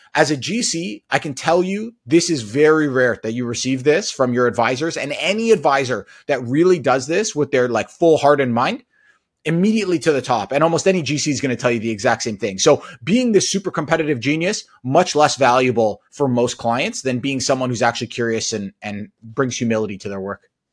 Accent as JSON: {"language": "English", "town": "Toronto", "region": "Ontario", "country": "Canada", "tie": "born or raised there", "also_born_or_lived": "United States", "said": "I grew up in the Toronto area"}